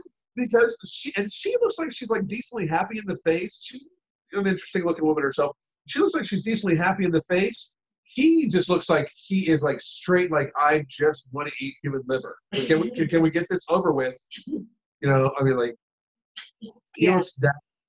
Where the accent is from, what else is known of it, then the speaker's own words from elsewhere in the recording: Western Pennsylvania, United States; I grew up in Western Pennsylvania